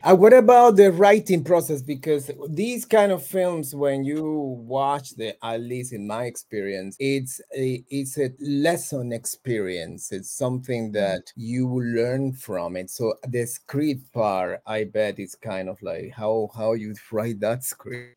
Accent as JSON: {"language": "English", "country": "Cuba", "said": "I'm from Cuba"}